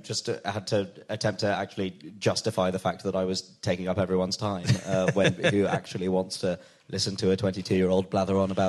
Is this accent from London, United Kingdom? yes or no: yes; Wembley, London, United Kingdom; born or raised there